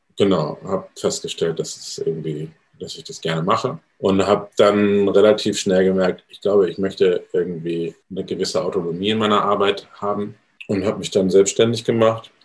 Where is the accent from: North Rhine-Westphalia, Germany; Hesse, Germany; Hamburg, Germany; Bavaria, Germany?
Hamburg, Germany; ich komme nicht aus der Pfalz, sondern aus Hamburg